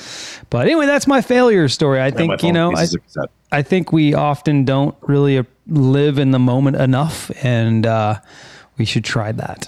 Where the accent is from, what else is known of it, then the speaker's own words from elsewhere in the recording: California, United States; moved away as an adult; now in Melbourne, Florida, United States; I don't even want to say I'm from California, man.